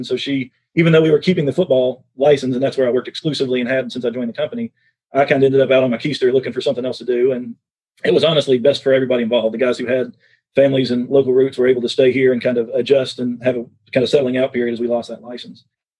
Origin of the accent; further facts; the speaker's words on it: East Tennessee, United States; moved away as an adult; also born or lived in Korea; I'd grown up in the Southeast in East Tennessee, Charlotte, North Carolina, where Press Pass was a 3.5-hour drive from my hometown.